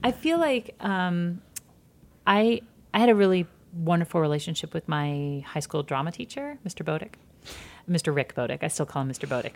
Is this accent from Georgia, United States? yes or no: yes; Georgia, United States; moved away; also born or lived in Michigan; I grew up in Georgia, in small towns in Georgia, and then moved to suburbs of Michigan